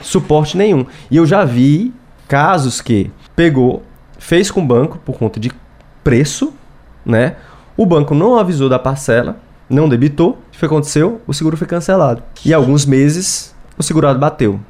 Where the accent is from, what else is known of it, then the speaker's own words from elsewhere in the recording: Fortaleza, Ceará, Brazil; sou de Fortaleza, vim aqui